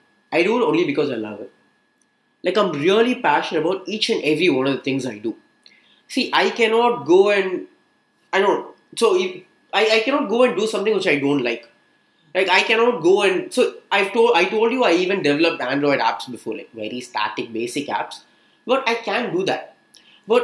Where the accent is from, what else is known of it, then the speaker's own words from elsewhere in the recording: Chennai, Tamil Nadu, India; Born and brought up in Chennai, your typical Chennai boy